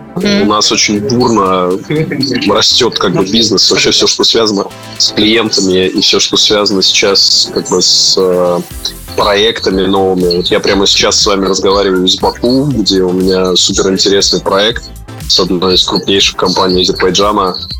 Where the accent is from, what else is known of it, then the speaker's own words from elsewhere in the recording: Sakhalin Oblast, Russia; moved away; also born or lived in Moscow / Yekaterinburg; Я а вообще родился и вырос на Сахалине